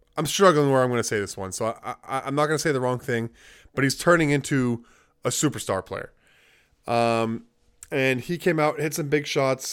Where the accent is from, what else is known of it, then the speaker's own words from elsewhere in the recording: Jamaica; being Jamaican and we have our roots and our ties with England, even though we're independent